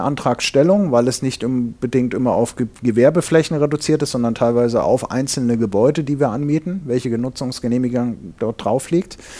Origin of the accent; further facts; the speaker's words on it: Fulda, Hesse, Germany; moved away as an adult; also born or lived in Ingolstadt; ich komme gebürtig aus Hessen in Fulda